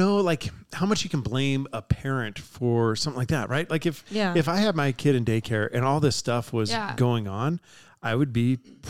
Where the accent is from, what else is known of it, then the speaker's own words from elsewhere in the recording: San Diego, California, United States; I grew up in San Diego, California